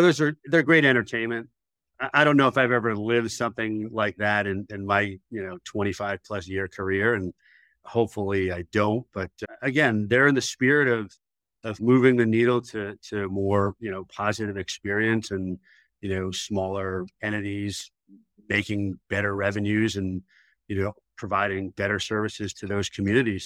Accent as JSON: {"language": "English", "town": "New York City", "region": "New York", "country": "United States", "tie": "born or raised there", "moved": "as an adult", "lives_now": "Charlotte, United States", "said": "I originally was a New York City kid"}